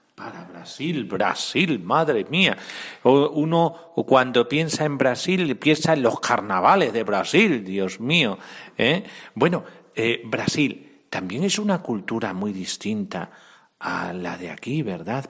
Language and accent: Spanish; Cáceres, Extremadura, Spain; soy extremeño y de Cáceres